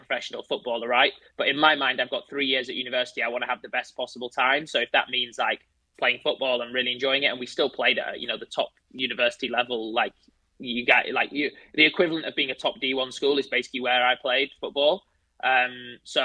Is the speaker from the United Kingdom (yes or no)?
yes; Leeds, Yorkshire and the Humber, United Kingdom; I'm originally from Leeds, like Leeds United